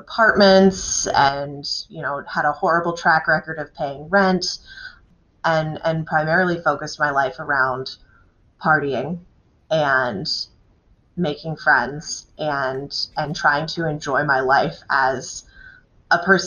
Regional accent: Dryden, New York, United States; I grew up in Dryden, New York

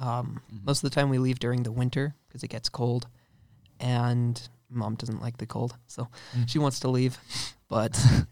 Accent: Utah, United States; now in Tennessee, United States; I grew up in Utah and I'm part of the Mormon church. So I've been that ever since, you know, I was born, and we moved out to Tennessee, and so we're in like the middle of nowhere, nice. Farm Tennessee.

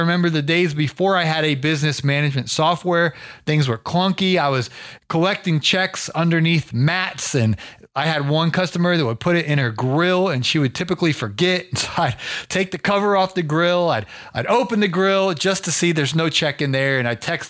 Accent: Canton, Ohio, United States; my hometown. I'm from Canton, Ohio

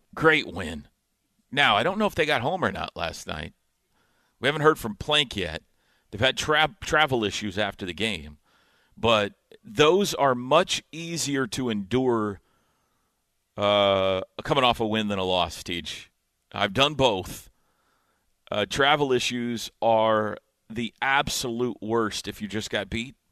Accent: Indiana, United States; moved away; growing up in Indiana

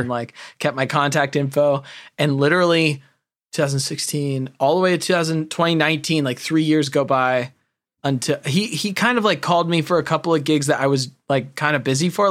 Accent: California, United States; I grew up in California

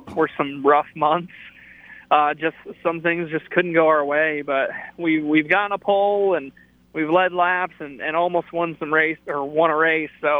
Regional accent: Connecticut, United States; growing up in Connecticut, we had 3 local tracks within 35 minutes of where I live

